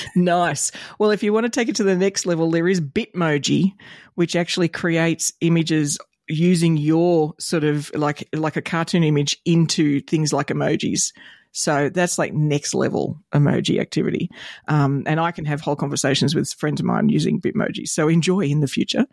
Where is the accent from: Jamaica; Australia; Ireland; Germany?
Australia; as an Aussie kid